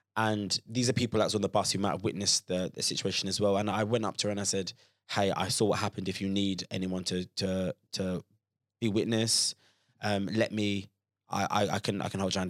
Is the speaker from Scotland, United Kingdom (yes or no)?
no; Croydon, London, United Kingdom; growing up in Croydon, which is very kind of multicultural and, and diverse